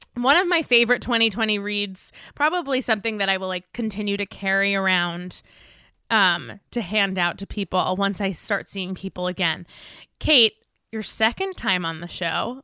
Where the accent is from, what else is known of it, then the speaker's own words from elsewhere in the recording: East Coast, United States; now in Los Angeles, United States; I'm from the East Coast, I get freezing weather